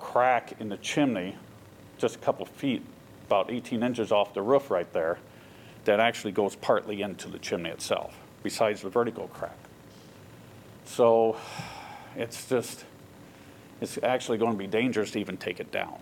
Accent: Waterloo, Iowa, United States; I'm actually from Waterloo. I lived down here years ago, worked down here in Iowa City

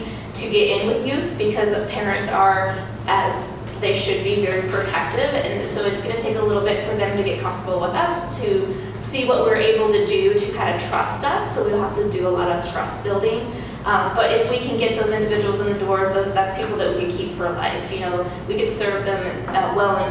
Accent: Iowa, United States; now in Iowa City, United States; I'm new to Iowa City. I'm from Iowa, but not Iowa City

